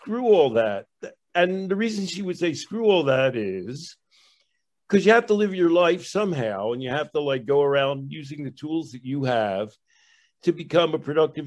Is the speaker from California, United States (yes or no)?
no; Philadelphia, Pennsylvania, United States; I grew up in Philadelphia